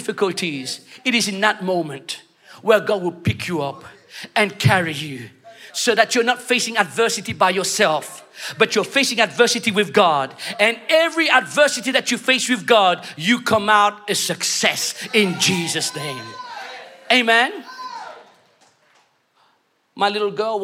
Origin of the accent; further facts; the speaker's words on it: London, United Kingdom; moved away as an adult; now in Mauritius; I'm Mauritian, okay? I know I speak okay English, but I was brought up in London, but then I've been in Mauritius for 15 years